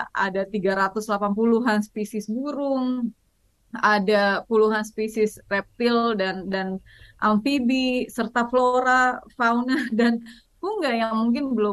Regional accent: Aceh, Indonesia; Saya orang Aceh, kawasan ekosistem Loiser itu ada di Aceh, jadi saya memilih untuk melindungi apa yang apa yang dekat.

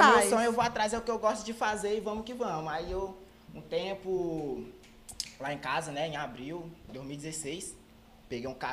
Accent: Imperatriz, Maranhão, Brazil; Imperatriz, do bairro Santa Rita lá.

